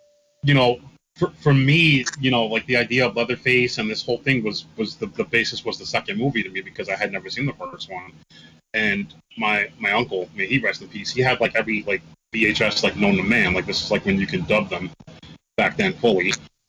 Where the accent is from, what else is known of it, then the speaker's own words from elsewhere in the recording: New York City, New York, United States; I grew up in the Bronx, and there was a movie theater that was literally right next to my house. It was the block over.